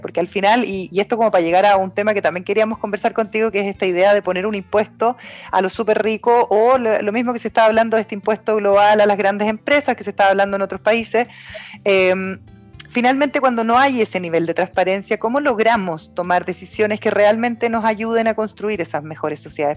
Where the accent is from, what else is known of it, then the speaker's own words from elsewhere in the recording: Osorno, Los Lagos, Chile; now in Santiago, Chile; yo nací, nací y criada en Osorno